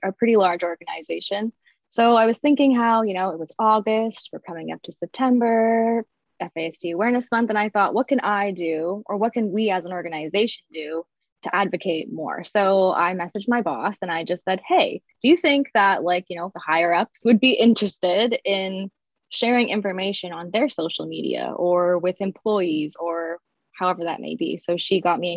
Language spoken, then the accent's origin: English; Barrie, Ontario, Canada; I'm some nobody from Barrie, Ontario, which is slightly north of Toronto